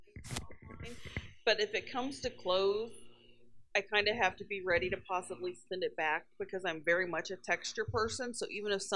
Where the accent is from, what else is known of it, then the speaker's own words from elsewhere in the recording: Nashville, Tennessee, United States; I'm from Nashville